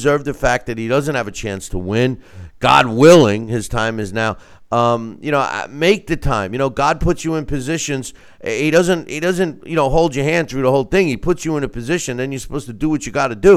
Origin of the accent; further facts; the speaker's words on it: Long Island, New York, United States; moved away; I'm from Long Island originally